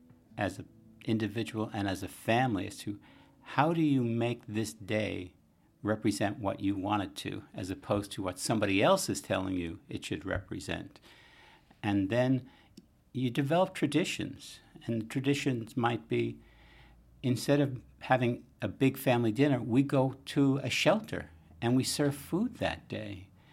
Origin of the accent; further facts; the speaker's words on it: Bronx, New York, United States; now in Boston, United States; I remember growing up in the Bronx and from working-class family, and Christmas giving was things you needed.